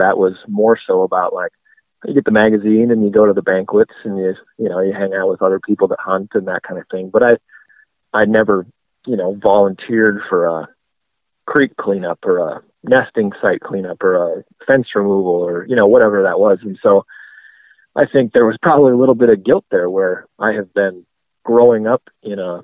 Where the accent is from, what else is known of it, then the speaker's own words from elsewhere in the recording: South Dakota, United States; now in Montana, United States; growing up in South Dakota, there's definitely some public land, but it's nothing compared to the West. I think, you know, once I moved West, you know, and I'm a Montana resident now